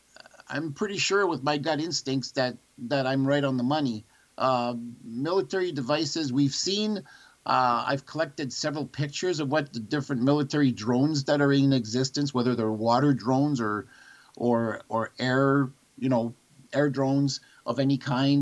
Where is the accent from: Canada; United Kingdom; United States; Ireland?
Canada; Sudbury, Ontario; I grew up near the Sudbury airport